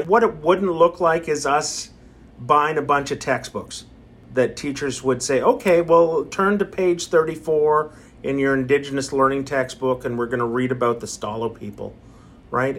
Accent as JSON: {"language": "English", "town": "Abbotsford", "region": "British Columbia", "country": "Canada", "tie": "born or raised there", "also_born_or_lived": "Cache Creek, British Columbia", "said": "I come from the Bonaparte First Nation in Cache Creek, British Columbia, but grew up in Abbotsford, went to school in Abbotsford"}